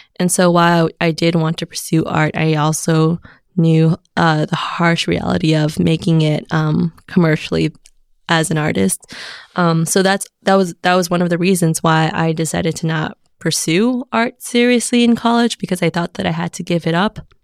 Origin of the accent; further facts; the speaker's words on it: Alhambra, California, United States; moved away as an adult; also born or lived in Connecticut / San Francisco; I grew up in Alhambra, California